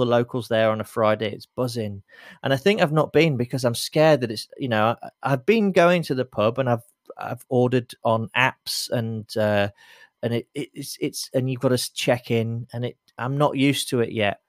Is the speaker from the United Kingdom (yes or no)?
yes; Lincoln, East Midlands, United Kingdom; now in London, United Kingdom; as a Londoner, as a proud Londoner, you know, I was born in Lincoln and I'm, I'm proud to be from Lincoln